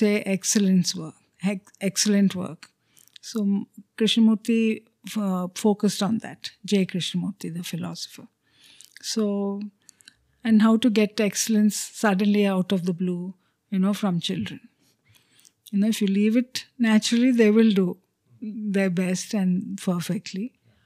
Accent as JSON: {"language": "English", "town": "Chennai", "region": "Tamil Nadu", "country": "India", "tie": "born or raised there", "first_language": "Telugu", "second_language": "English", "said": "Though I grew up in Madras, I didn't know any Tamil because we were a Telugu-speaking family"}